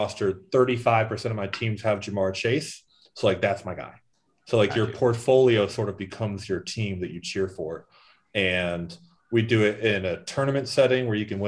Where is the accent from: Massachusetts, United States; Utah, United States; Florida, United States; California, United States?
Massachusetts, United States; Boston; now in Miami, United States; I grew up in Charlestown